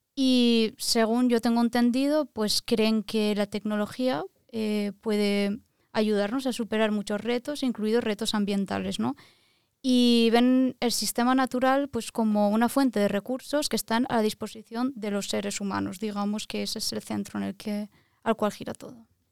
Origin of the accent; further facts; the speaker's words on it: Valencia, Valencian Community, Spain; moved away as an adult; also born or lived in Lisbon, Portugal; now in Norway; soy de Valencia, España